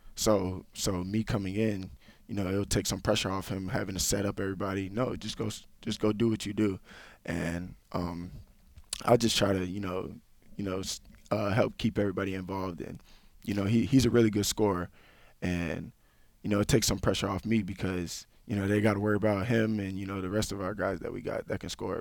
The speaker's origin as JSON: {"language": "English", "town": "Tampa", "region": "Florida", "country": "United States", "tie": "born or raised there", "moved": "as an adult", "said": "I grew up in Tampa, Florida"}